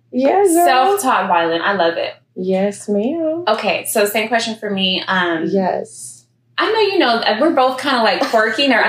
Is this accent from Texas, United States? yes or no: yes; Houston, Texas, United States; I know we're both from Houston